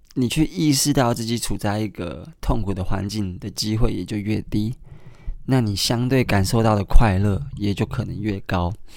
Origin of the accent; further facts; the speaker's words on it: Kaohsiung, Taiwan; 我是高雄人